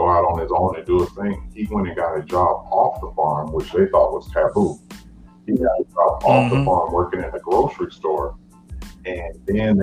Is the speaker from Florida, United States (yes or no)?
yes; Fort Myers, Florida, United States; I'm from Fort Myers, Florida, a little country town down in Florida.